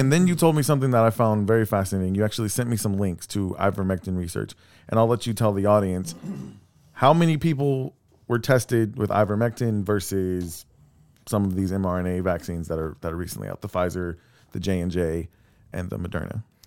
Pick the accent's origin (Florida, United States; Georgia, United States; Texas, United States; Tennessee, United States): Texas, United States; Texas City; I'm from Texas City.